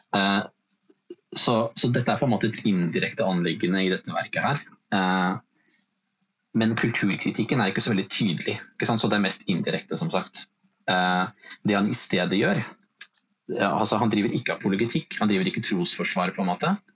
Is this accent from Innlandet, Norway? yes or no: no; Vestby, Akershus, Norway; kommer jeg fra og bor i Follo, altså Vestby utenfor eh, Oslo